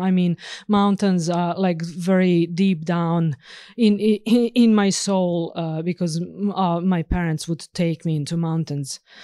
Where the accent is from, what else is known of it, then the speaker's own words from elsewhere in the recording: northern Serbia, Serbia; moved away as an adult; also born or lived in Bucharest, Romania; now in Norway; I was born and raised in Serbia, obviously. So, uh, uh, in northern part of Serbia